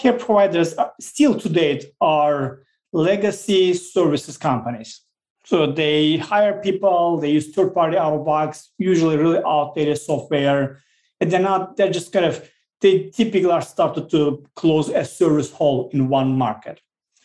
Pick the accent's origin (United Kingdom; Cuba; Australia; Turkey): Turkey; Southeastern Anatolia; now in United States; I grew up in a very small village called Drulova in the southeast part of Turkey, really mountainous, rural area